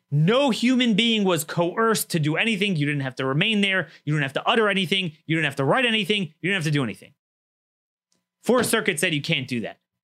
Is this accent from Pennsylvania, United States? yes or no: no; Maryland, United States; Maryland, my home state